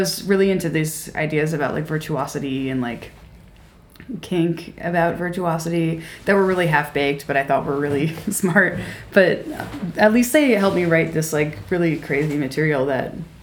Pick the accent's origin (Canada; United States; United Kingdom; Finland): United States; Maryland; I'm from Maryland